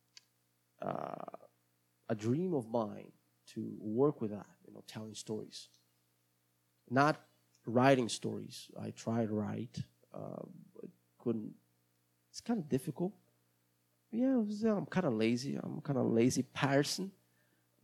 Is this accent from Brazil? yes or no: yes; Brazil; accent: Brazilian; English is a second language; my accent is going to be Brazilian